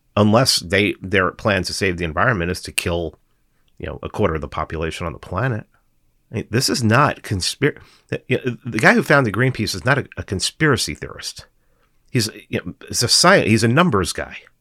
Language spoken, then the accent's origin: English; New York City, New York, United States; I'm from New York. We're both from, I think we're both from the Bronx. I must have grew up in a different part of the Bronx than he did